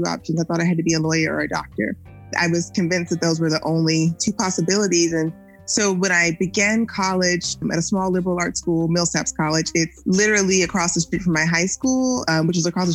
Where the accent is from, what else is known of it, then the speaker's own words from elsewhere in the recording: Jackson, Mississippi, United States; now in Austin, United States; growing up in Jackson, Mississippi, and my family is originally from Natchez, Mississippi.